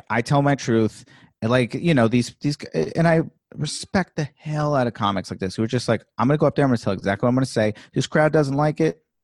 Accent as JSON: {"language": "English", "region": "Virginia", "country": "United States", "said": "No, I'm from Virginia."}